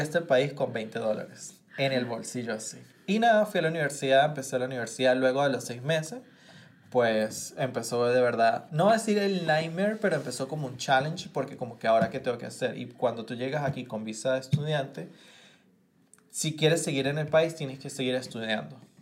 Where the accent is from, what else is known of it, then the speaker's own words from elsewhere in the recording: Caracas, Capital District, Venezuela; moved away as an adult; now in United States; como venezolano estaba viviendo en Caracas